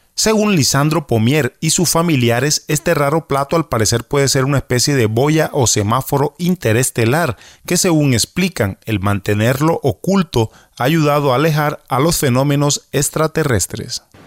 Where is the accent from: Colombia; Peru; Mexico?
Colombia; San Andrés, Providencia and Santa Catalina; accent: raizal; desde la isla de San Andrés, con una de nuestras acostumbradas historias contadas con nuestro propio acento raizal